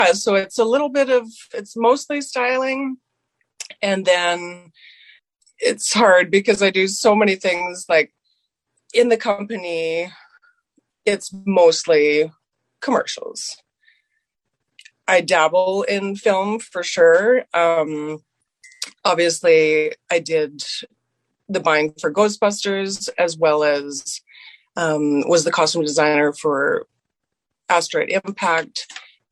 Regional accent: Moose Jaw, Saskatchewan, Canada; now in Calgary, Canada; growing up in Saskatchewan. I grew up on a farm

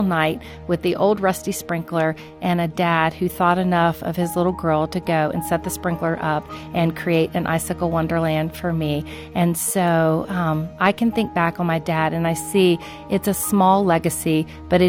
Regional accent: Florida, United States; I grew up in Florida

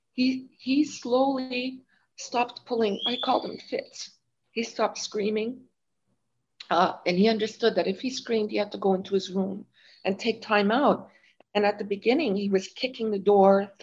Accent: Montreal, Quebec, Canada; I'm from Montreal

